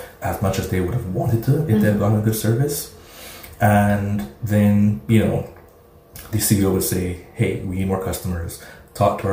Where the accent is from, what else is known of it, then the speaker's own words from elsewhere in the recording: Barbados; also born or lived in Trinidad; I was born in Barbados